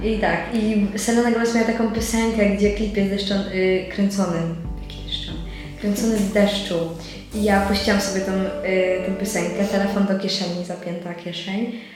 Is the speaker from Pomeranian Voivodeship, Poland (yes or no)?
yes; Słupsk, Pomeranian Voivodeship, Poland; Potem jak wróciłam do domu, zaczęłam chodzić na słupskie bulwary